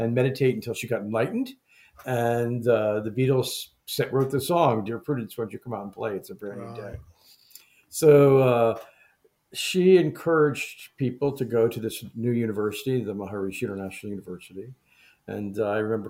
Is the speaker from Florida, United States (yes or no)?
yes; Florida, United States; I grew up in Florida